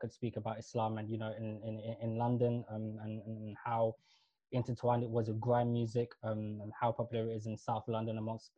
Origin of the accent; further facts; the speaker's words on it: Kenya; I'm East African and South Asian. East African as in, so I was born in Kenya. My parents were born and grew up in Somalia, but we're mixed even within Somalia. We were a mixed tribe, Badawani, Swahili, X, Y, and Z.